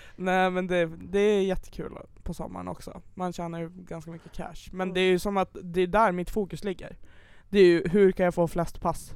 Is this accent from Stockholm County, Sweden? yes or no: no; Piteå, Norrbotten County, Sweden; moved away; när jag är hemma i Piteå, då jobbar jag typ och så är jag med mamma och pappa